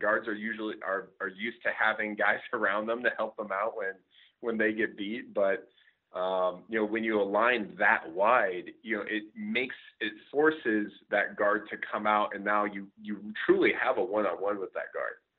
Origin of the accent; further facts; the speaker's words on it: Scottsdale, Arizona, United States; moved away as an adult; also born or lived in Michigan; I'm actually originally from Scottsdale, Arizona